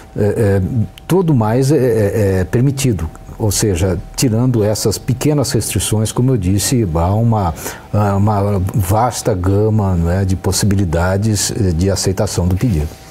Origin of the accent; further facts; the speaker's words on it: Brazil; Nós brasileiros